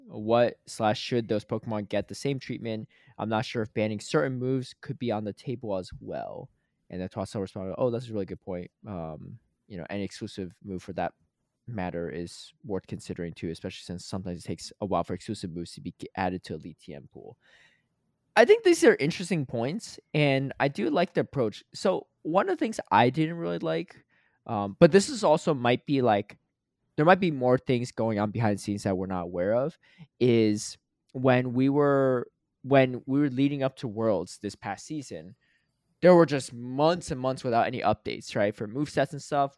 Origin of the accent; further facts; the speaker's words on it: Connecticut, United States; moved away; I grew up in Connecticut, so my mom still lives there